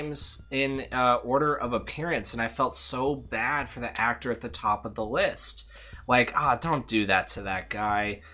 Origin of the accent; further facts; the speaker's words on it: Ohio, United States; I was born in Ohio